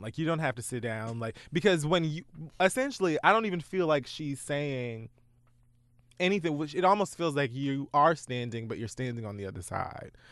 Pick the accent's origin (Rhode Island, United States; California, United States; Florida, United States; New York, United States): Florida, United States; Dade County; my life as a bird from Dade County